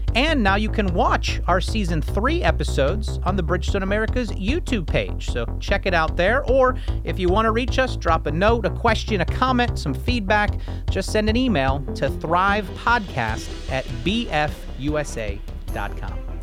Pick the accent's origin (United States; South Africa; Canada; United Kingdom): United States; Painesville, Ohio; growing up in Northeast Ohio